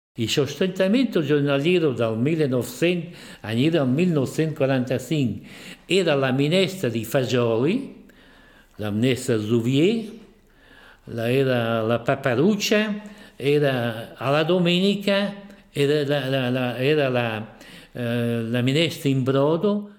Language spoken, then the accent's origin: Italian; Portomaggiore, Emilia-Romagna, Italy; sono nato a Portomaggiore di Ferrara il 7 luglio del 1929, terzo figlio maschio di un'umile famiglia